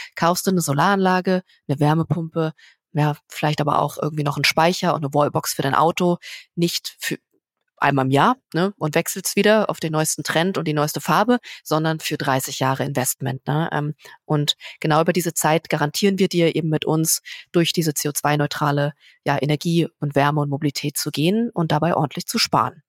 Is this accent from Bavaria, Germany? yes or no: no; Berlin, Germany; in meiner Heimat oh Berlin